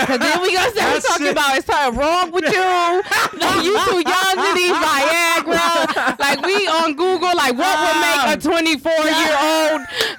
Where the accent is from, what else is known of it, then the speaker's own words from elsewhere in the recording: United States; you know I'm American, right?